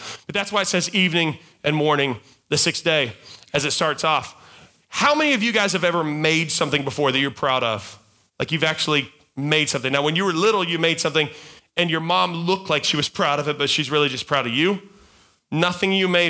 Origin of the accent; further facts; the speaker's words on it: North Carolina, United States; I'm from North Carolina